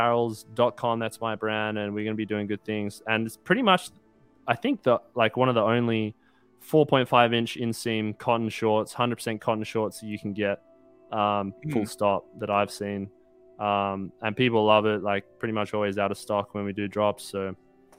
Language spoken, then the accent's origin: English; Australia; now in United States; I moved away from Australia and I'm in America now